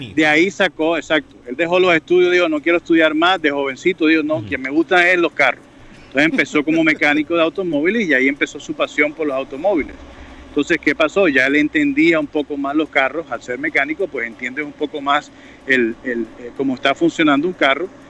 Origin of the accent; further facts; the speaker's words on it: Colombia; nosotros como colombianos